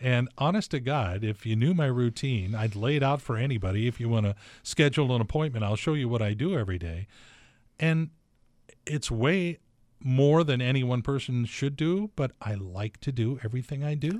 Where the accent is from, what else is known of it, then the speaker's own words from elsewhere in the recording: Torrance, California, United States; moved away as an adult; also born or lived in Washington; we came up from Torrance, California together and went to the University of Washington